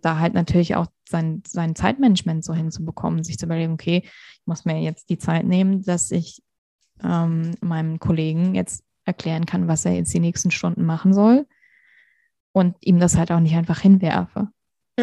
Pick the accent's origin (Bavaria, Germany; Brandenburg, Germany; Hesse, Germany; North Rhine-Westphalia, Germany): Hesse, Germany; moved away as an adult; also born or lived in Vienna, Austria; now in Munich, Germany; ich komme ursprünglich aus Hessen, bin dann nach Wien gezogen fürs Studium, lebe jetzt in München